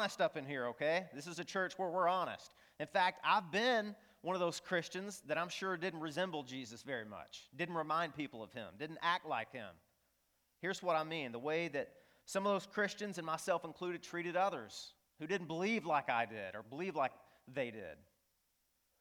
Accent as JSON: {"language": "English", "region": "northeast Arkansas", "country": "United States", "tie": "born or raised there", "said": "I grew up in the Bible Belt, really the buckle of the Bible Belt in northeast Arkansas"}